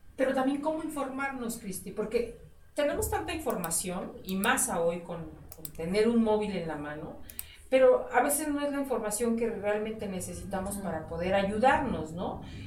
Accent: Mexico; nosotros como mexicanos

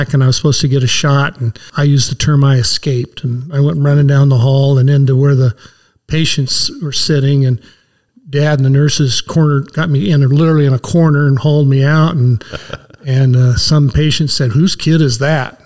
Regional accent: Manteca, California, United States; I've born and raised in Manteca

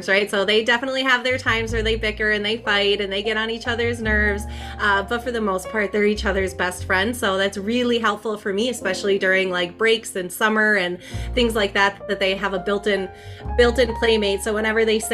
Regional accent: Minnesota, United States; born or raised there; also born or lived in Twin Cities, Minnesota

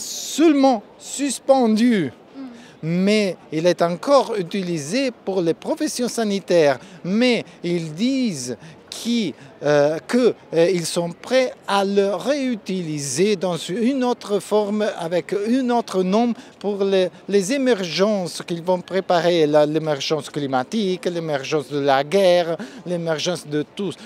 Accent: Italy; French is a second language; je viens de l'Italie

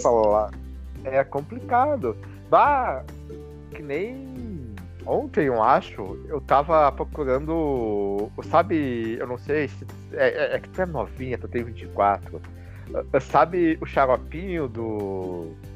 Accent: Rio Grande do Sul, Brazil; nós gaúchos aqui nós temos uma, um, uma palavra mais um palavrado mais pobre

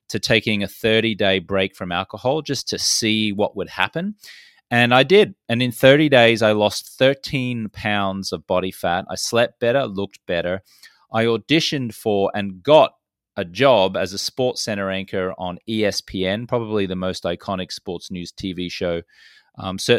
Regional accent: Brisbane, Queensland, Australia; I'm Australian-American, grew up in Brisbane, Australia

